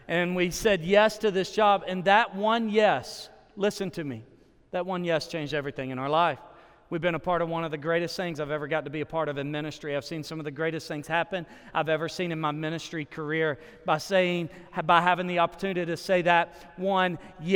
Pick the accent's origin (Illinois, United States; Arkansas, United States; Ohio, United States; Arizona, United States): Arkansas, United States; moved away as an adult; also born or lived in Texas / Nashville, Tennessee; now in Oklahoma City, United States; I actually moved to Oklahoma 3 years ago. I'm originally from Arkansas